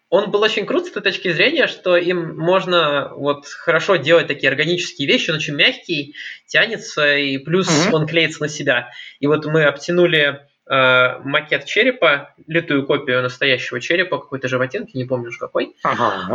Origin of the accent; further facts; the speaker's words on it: Saint Petersburg, Russia; я из Питера